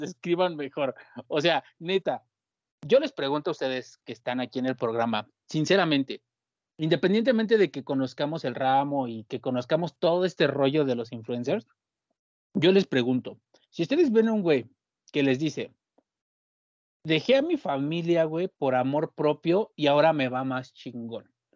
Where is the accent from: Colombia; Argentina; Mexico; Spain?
Mexico; como mexicano